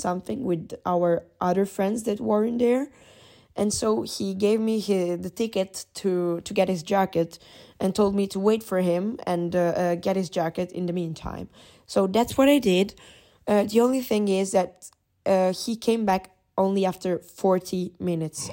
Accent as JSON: {"language": "English", "country": "Italy", "said": "I'm from Italy"}